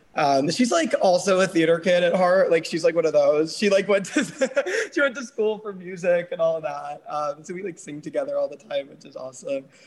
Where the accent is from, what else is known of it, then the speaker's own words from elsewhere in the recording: New York, United States; now in Los Angeles, United States; I'm from New York, but I also currently live in LA.